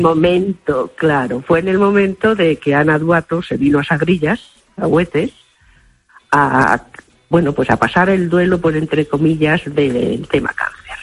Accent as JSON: {"language": "Spanish", "town": "Arahuetes", "region": "Castile and León", "country": "Spain", "said": "desde mi pueblo, Arahuetes"}